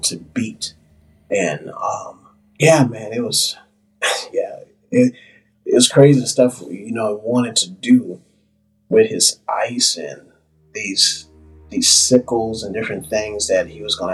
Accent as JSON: {"language": "English", "town": "New Orleans", "region": "Louisiana", "country": "United States", "tie": "born or raised there", "said": "New Orleans, of all places, which is my hometown"}